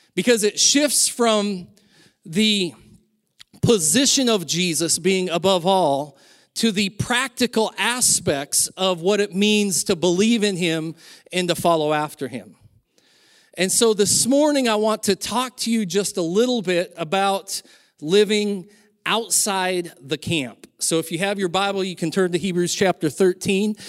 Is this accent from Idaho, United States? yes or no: yes; Silver Valley, Idaho, United States; When I was younger, growing up in the Silver Valley